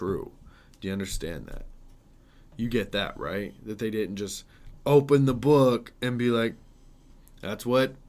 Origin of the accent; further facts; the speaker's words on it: United States; an American man